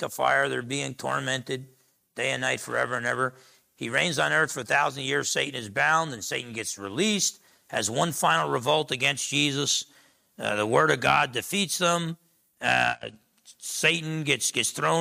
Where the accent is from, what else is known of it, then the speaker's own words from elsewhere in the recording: Essex County, New Jersey, United States; moved away; growing up in New Jersey, Essex County, New Jersey, me and my brother were sheltered